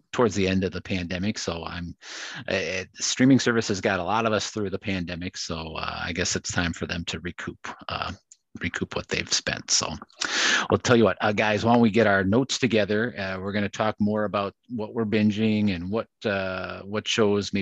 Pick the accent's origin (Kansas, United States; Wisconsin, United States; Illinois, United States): Wisconsin, United States; I'm from Wisconsin